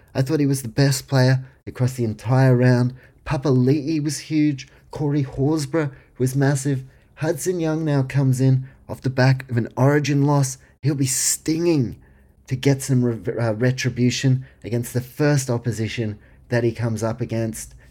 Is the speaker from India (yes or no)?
no; New Zealand; I was born in New Zealand, grew up supporting the warriors